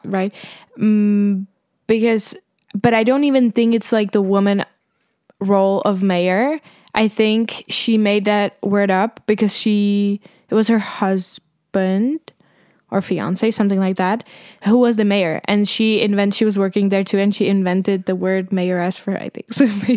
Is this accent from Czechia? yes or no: yes; Prague, Czechia; born or raised there